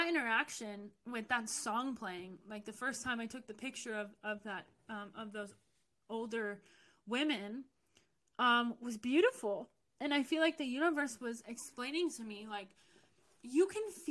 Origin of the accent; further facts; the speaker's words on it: United States; I'm from the U.S.